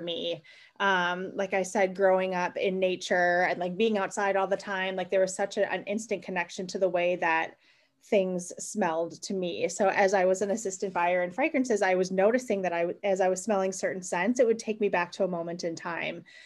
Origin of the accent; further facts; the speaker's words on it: Wisconsin, United States; I was born and raised in Wisconsin, um, a total Midwestern girl